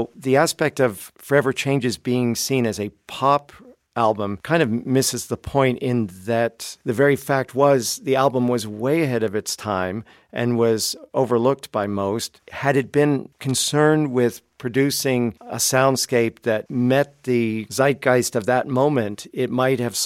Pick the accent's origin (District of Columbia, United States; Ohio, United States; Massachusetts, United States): District of Columbia, United States; Washington; now in Tennessee, United States; I teach at East Tennessee State University. I grew up in Washington, D.C.